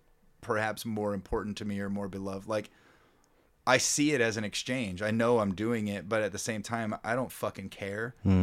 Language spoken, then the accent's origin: English; Kansas City, Missouri, United States; We're four dudes from Kansas City that like to play rock and roll.